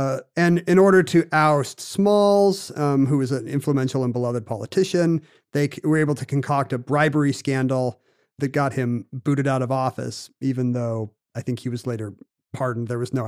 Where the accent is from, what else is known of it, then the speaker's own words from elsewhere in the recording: South Korea; When I grew up in South Korea, all the local TV channel run by the Army was the only English language TV we had.